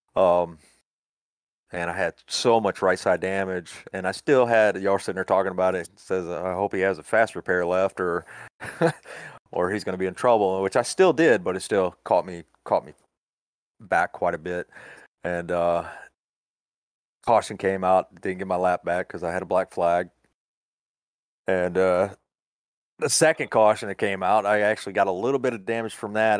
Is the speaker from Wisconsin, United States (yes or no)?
no; Florida, United States; moved away as an adult; also born or lived in Wilmington, North Carolina / Laurel Park, North Carolina; now in Alabama, United States; I was born and raised in Florida